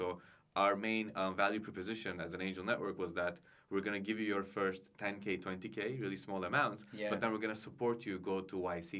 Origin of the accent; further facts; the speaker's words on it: İzmir, Turkey; also born or lived in Canada / Istanbul, Turkey; I was born and raised in Izmir, which is a bit southern of Istanbul, here in Turkey. I went to high school there, then went to Canada for my college years.